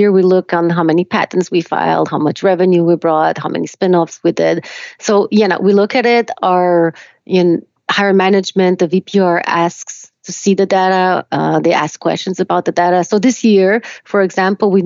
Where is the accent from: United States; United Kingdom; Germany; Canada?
Canada; Quebec; English is a second language; also born or lived in Romania; I was born in Romania. I came to Canada when I was 4